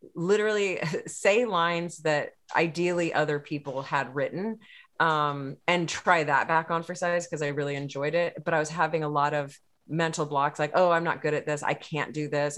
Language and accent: English; Texas, United States; I'm from Texas